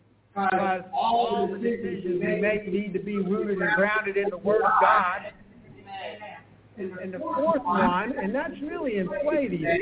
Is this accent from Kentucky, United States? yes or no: yes; Kentucky, United States; Where I grew up in Kentucky, you go driving around the countryside, and there's Baptist churches that have a sign out front that says, Independent Fundamental King James Only.